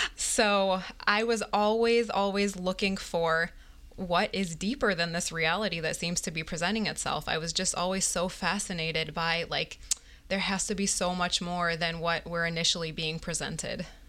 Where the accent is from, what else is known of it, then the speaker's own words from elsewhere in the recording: Binghamton, New York, United States; also born or lived in Baltimore, Maryland; now in Pomona, New York, United States; I was actually born in Baltimore. And then when I was about three, we moved to Binghamton, New York. And that's where I was raised.